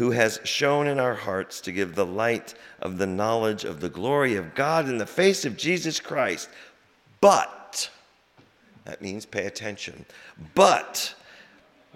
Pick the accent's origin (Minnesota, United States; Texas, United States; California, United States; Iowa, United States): Iowa, United States; Des Moines; moved away as an adult; also born or lived in Hutchinson, Kansas / Spencer, Iowa / New Jersey / South Boston; now in Boston, United States; I grew up in Des Moines, born in Kansas, Hutchinson, Kansas, on the other side of the rainbow. And I grew up in Des Moines